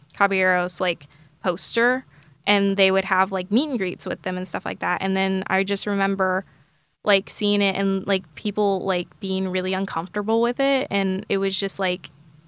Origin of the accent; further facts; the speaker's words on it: Tulsa, Oklahoma, United States; I am from Tulsa, Oklahoma. I still live in Tulsa, Oklahoma